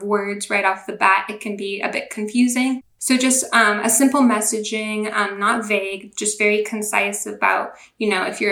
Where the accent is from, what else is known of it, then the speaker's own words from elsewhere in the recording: Seattle, Washington, United States; moved away as an adult; now in North Carolina, United States; I'm actually from the Seattle area. That's where I grew up.